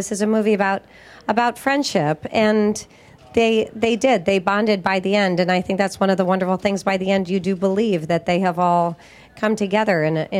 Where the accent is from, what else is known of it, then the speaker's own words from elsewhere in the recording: Aurora, Ohio, United States; I'm from Aurora, Ohio.